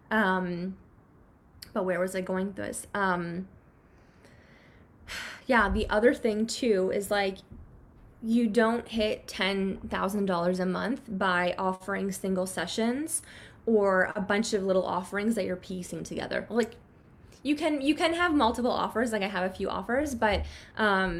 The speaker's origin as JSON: {"language": "English", "country": "Canada", "tie": "born or raised there", "said": "I grew up in Canada, and Canadians are like pretty conservative or not as like flashy about our money"}